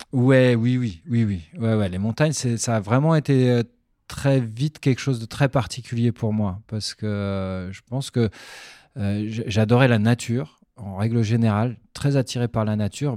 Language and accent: French; Pontoise, Île-de-France, France; moved away as an adult; also born or lived in Belgium; on a déménagé en banlieue parisienne pour le travail de mon père. à Pontoise, dans le, dans le 9-5. Et c'est là où j'ai vécu toute mon enfance, en fait, jusqu'à mes 18-19 ans.